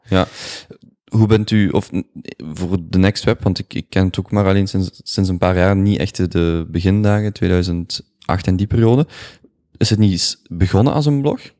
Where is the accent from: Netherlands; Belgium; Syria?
Belgium; als Belg